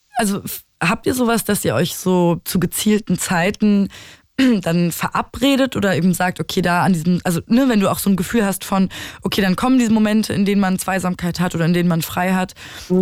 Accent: Berlin, Germany; also born or lived in Dresden; ich liebe Berlin und es ist meine Heimat

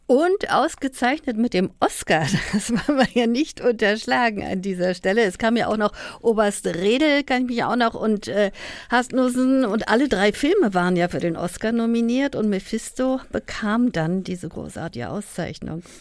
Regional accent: Berlin, Germany; als Berlinerin

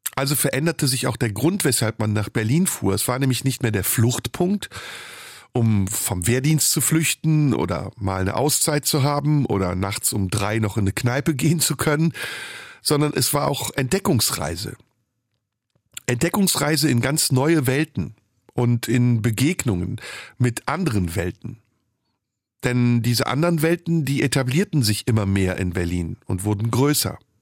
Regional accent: Istanbul, Turkey; moved away; also born or lived in Rhineland, Germany; aus meiner Heimatstadt Istanbul

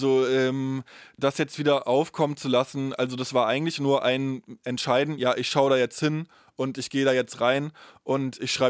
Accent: East Germany, Germany; Ja, ich habe die DDR kaum erlebt, ich habe dafür aber ja die Nachwendezeit komplett erlebt und ähm, die unterscheidet sich ja auch in Ost wie West.

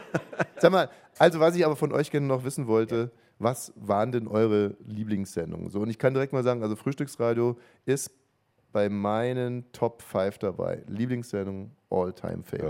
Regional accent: Ammersee, Bavaria, Germany; ich bin ja am Ammersee aufgewachsen

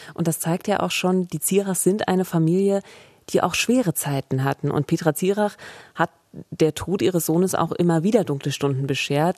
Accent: Eberswalde, Brandenburg, Germany; ich komme aus Eberswalde

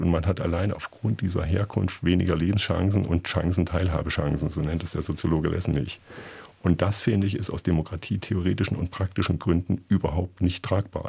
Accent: Gotha, Thuringia, Germany; also born or lived in Leipzig; Ich bin in der Stadt Gotha groß geworden, am Stadtrand.

